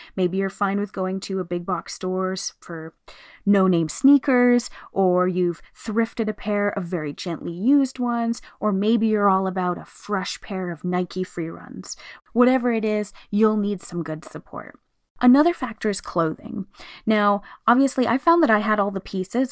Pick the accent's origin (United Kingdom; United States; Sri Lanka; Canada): Canada; here in Canada, we have the annual Terry Fox run, which we have celebrated always. I know growing up, every year in school we did it.